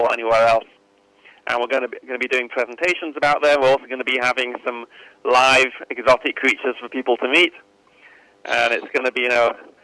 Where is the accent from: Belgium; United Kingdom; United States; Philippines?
United Kingdom; accent: British; I'm British